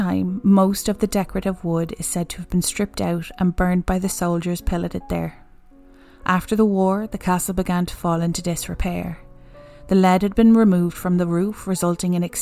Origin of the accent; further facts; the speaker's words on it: Ireland; we're Irish